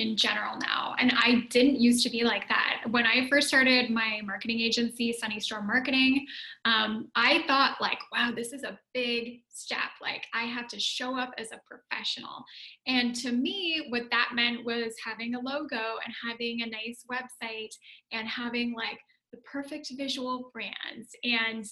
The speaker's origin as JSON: {"language": "English", "country": "Canada", "also_born_or_lived": "Ottawa, Canada / Italy", "said": "So I'm Canadian"}